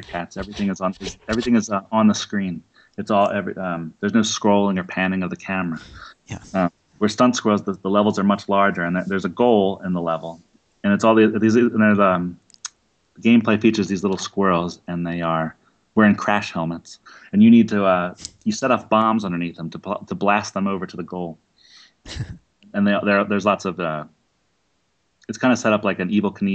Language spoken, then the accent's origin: English; Philadelphia, Pennsylvania, United States; I'm from Philadelphia